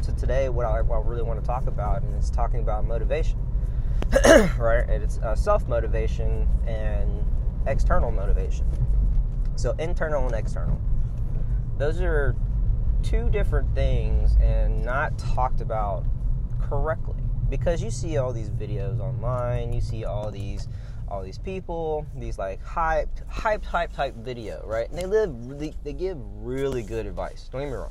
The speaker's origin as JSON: {"language": "English", "region": "Louisiana", "country": "United States", "moved": "yes", "lives_now": "Florida, United States", "said": "I'm from Louisiana"}